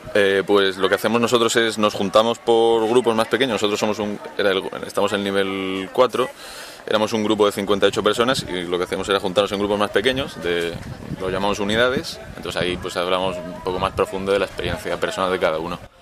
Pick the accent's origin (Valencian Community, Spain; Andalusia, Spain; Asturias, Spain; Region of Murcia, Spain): Region of Murcia, Spain; Cartagena; tengo 19 años y soy de Cartagena. En Murcia.